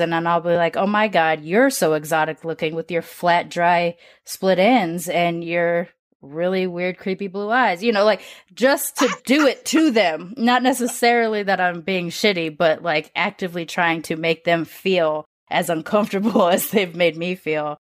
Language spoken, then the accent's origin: English; United States; I'm born and raised in America